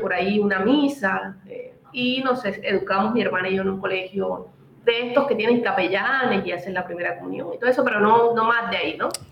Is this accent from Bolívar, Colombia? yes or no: yes; Cartagena, Bolívar, Colombia; moved away as an adult; also born or lived in Bogotá / Ecuador; Yo nací en un hogar en el Caribe, en Cartagena más específicamente